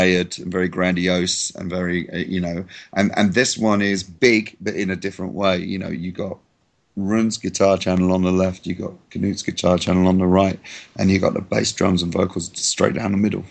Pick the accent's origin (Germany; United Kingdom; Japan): United Kingdom; England; I'm English